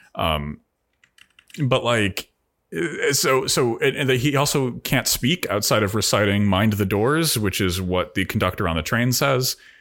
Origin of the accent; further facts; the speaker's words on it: United States; as an American